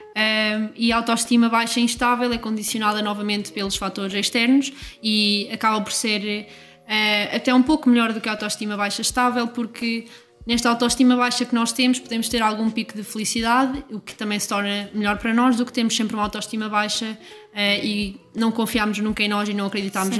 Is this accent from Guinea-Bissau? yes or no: no; Coimbra, Centro, Portugal; tenho dezoito anos e sou de Coimbra